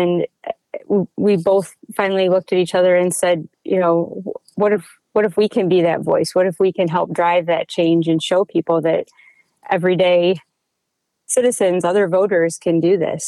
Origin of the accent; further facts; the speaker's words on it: Seneca County, Ohio, United States; moved away as an adult; now in Lucas County, United States; I grew up in Seneca County